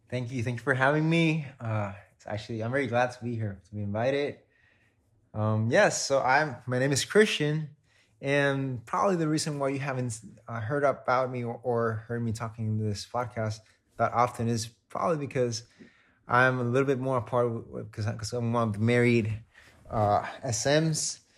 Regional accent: Puerto Rico; moved away as an adult; now in Palau; I come from Puerto Rico

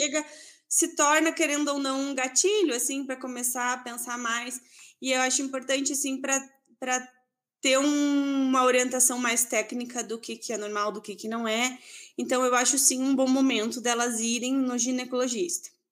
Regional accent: Santa Maria, Rio Grande do Sul, Brazil; moved away as an adult; now in Erechim, Brazil; Eu sou de Santa Maria, eu me formei, enfim, fiz toda a minha formação ali na UFSM, em Santa Maria. E hoje em dia eu moro aqui em Erechim

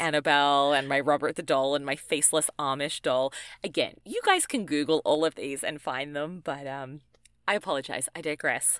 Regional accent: Australia; I'm from Australia

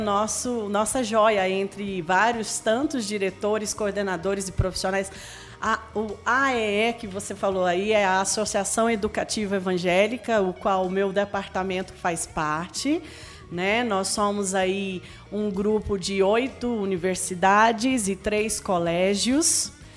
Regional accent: Brasília, Federal District, Brazil; born or raised there; moved away as an adult; now in Anápolis, Brazil

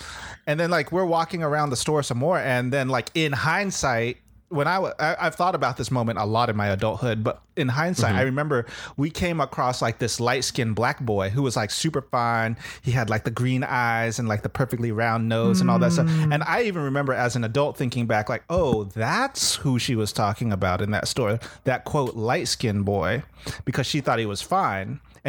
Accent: Southern California, United States; moved away; also born or lived in the South (US); I grew up in Southern California around hella Filipinos and Latinx people. Like, everyone was brown. There were few white people and there were few black people.

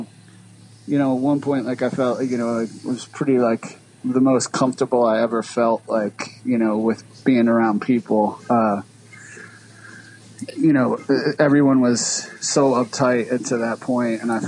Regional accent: Philadelphia, Pennsylvania, United States; I grew up in like northeast North Philly. Like I lived in Frankfort for a while. I lived in Wissanoming a long time. I lived in Kensington for a while

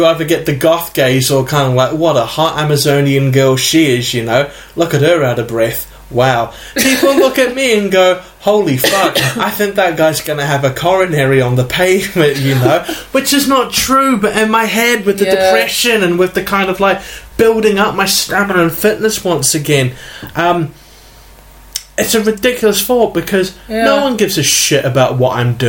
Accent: New Zealand; New Zealand, not Hawaii, if yeah. the accents didn't give it away.

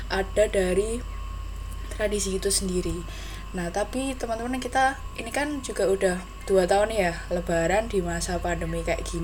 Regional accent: Central Java, Indonesia; Yang jelas kalau tradisi itu pasti ada ya di setiap daerah. Nah, khususnya di daerahku, Jawa Tengah sendiri itu ada tradisi namanya nyadran.

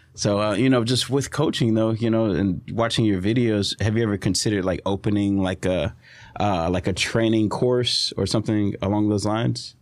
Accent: Southeast Texas, United States; we're from Southeast Texas

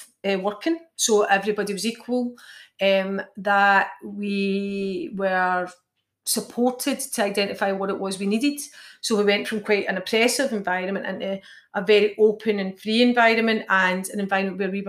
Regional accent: Clydebank, Scotland, United Kingdom; I'm from Clydebank

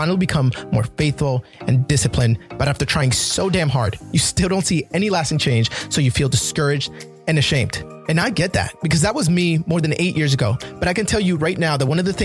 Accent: New Jersey, United States; moved away; I'm from New Jersey

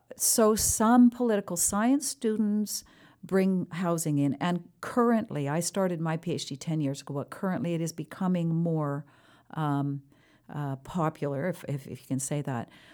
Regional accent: Canada; as a Canadian

